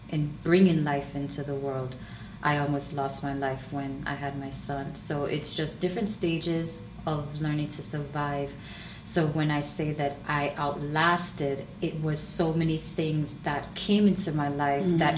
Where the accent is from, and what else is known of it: Jamaica; moved away as an adult; now in United States